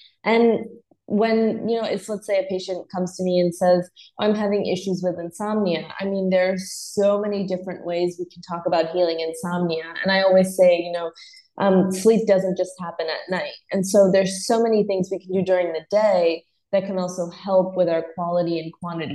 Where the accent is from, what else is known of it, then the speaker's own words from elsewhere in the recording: Northeast, United States; moved away as an adult; also born or lived in South Carolina / Los Angeles; I grew up in the Northeast